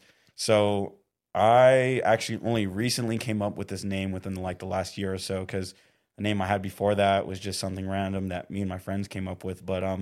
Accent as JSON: {"language": "English", "town": "Indio", "region": "California", "country": "United States", "tie": "born or raised there", "said": "And so I'm actually from Indio, California, what's, like, near Palm Springs."}